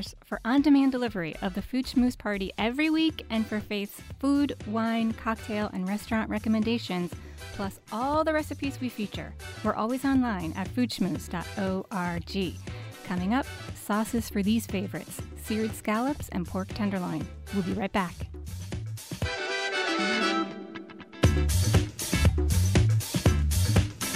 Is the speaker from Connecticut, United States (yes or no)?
yes; Bristol, Connecticut, United States; I grew up in Bristol with her children